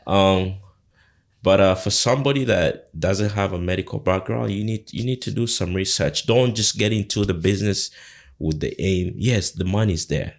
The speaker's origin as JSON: {"language": "English", "country": "Uganda", "tie": "born or raised there", "moved": "yes", "lives_now": "Canada", "said": "my background, where I come from, I come from Uganda"}